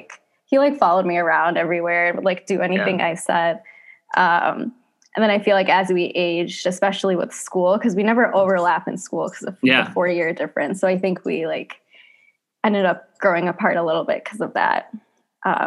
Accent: Pontiac, Michigan, United States; I was born in Pontiac, Michigan

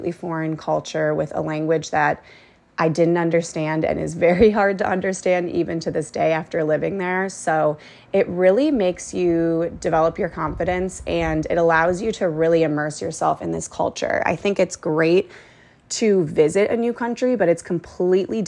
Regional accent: United States; first language English; moved away; also born or lived in Thailand; as Americans

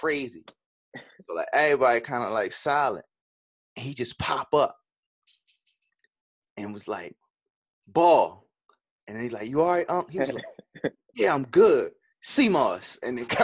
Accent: Baltimore, Maryland, United States; I'm from the West

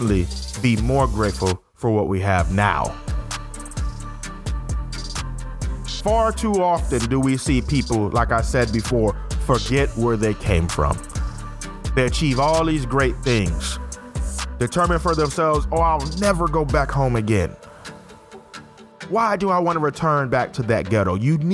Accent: Fairfield, Alabama, United States; also born or lived in Syracuse, New York / Wilsonville, Alabama; Raised most of my life in Fairfield, Alabama

